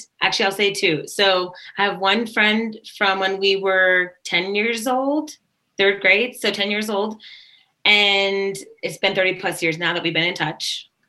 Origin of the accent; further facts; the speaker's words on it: Japan; also born or lived in Sacramento; I wouldn't know because I was there for maybe a couple of years that I don't remember. And then we moved to Japan.